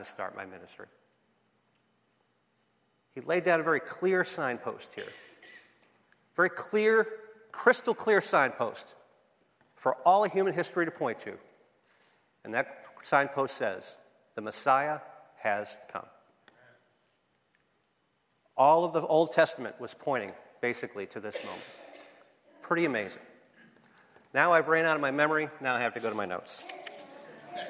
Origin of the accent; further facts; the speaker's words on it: Boston, Massachusetts, United States; accent: Boston; moved away; also born or lived in San Diego; I am from Boston, B-A-H-S-T-A-N